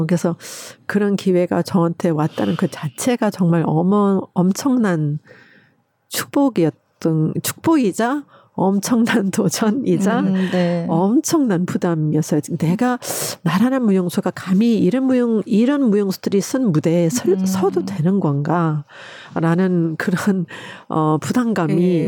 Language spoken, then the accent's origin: Korean; United States; now in South Korea; 미국에서 자랄 때